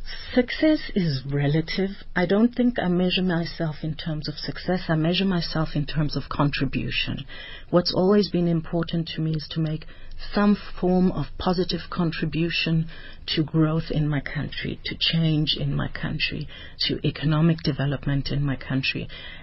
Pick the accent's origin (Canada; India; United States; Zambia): Zambia; Lusaka, Lusaka Province; now in South Africa; But I grew up in Lusaka, in a very South African community where the priority of our parents was to make sure that we have a South African culture